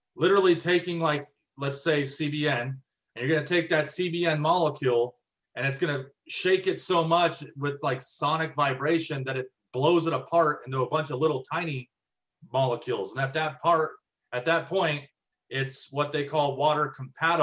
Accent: Prescott, Arizona, United States; moved away as an adult; also born or lived in Texas; I'm from Arizona.

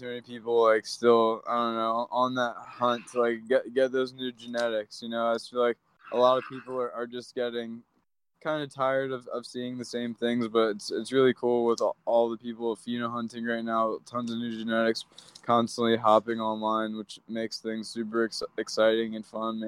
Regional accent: Maryland, United States; I grew up on the East Coast, though. So I grew up in Maryland.

